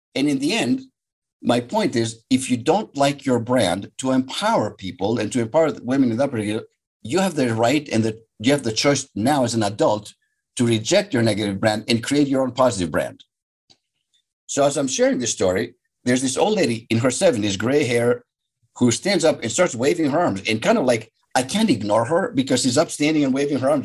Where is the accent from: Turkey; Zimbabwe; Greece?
Greece; Athens, Attica; now in Superior, United States; So I'm Greek. I was born and raised in Athens, Greece.